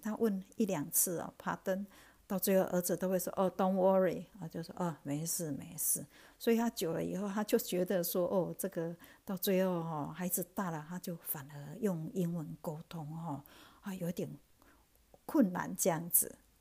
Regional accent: Taiwan; moved away as an adult; now in Sydney, Australia; 看起来就是我们台湾人的小孩

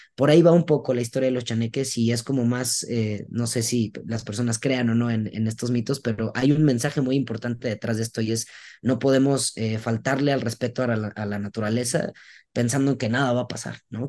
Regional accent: Veracruz, Mexico; yo soy de Veracruz y yo desde morro escuché a mi abuela decirlo

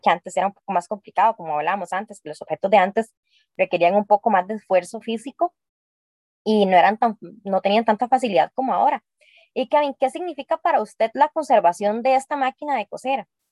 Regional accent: Costa Rica; nuestra linda Costa Rica

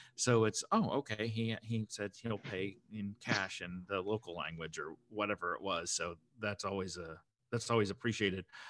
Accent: United States; I'm American

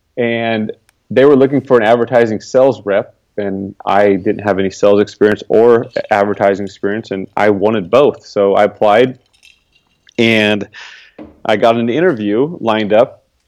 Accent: Northern California, United States; also born or lived in Dallas, Oregon; I was born in Dallas, Oregon, right next to Salem. It's a small town. My folks moved down here to Northern California when I was young. I pretty much grew up here, went to high school here, went to college up the road at CSU Stanislaus

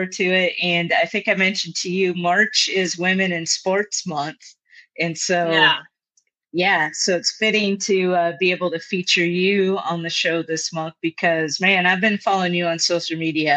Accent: Minnesota, United States; moved away as an adult; I'm from Minnesota, believe it or not, originally

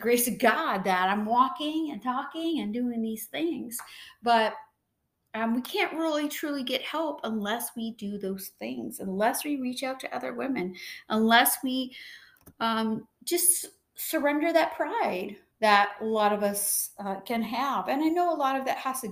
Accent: San Diego, California, United States; I born and raised in San Diego

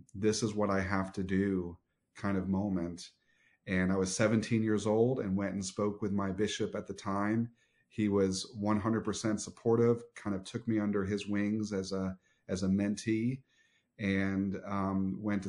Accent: Southwest Florida, United States; My earliest memories are actually here in Southwest Florida

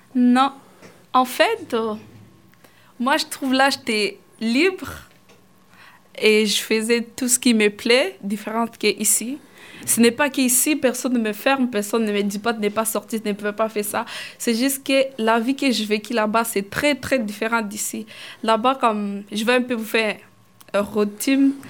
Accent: Kigoma, Tanzania; French is a second language; now in Canada; je suis née là-bas dans les camps de réfugiés, j'ai grandi là-bas

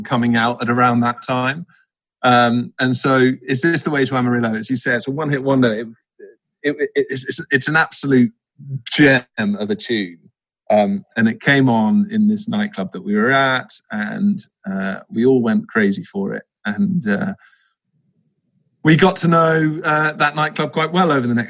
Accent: Malmesbury, South West England, United Kingdom; also born or lived in Cheltenham; my main base, obviously, was Wiltshire. I grew up just outside of Malmesbury.

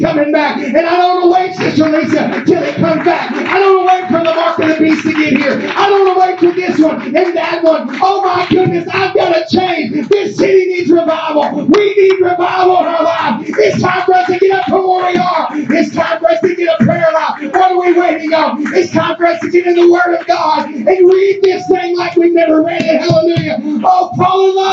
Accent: Hopkins County, Kentucky, United States; I was born in Hopkins County

